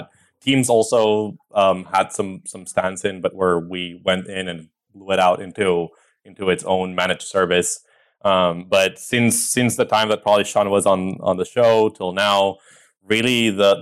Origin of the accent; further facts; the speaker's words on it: Costa Rica; moved away as an adult; also born or lived in El Salvador; now in United States; I was born in El Salvador in Central America. I lived most of my life in Costa Rica. So about 18 years, and then I moved to the US about 8 years ago.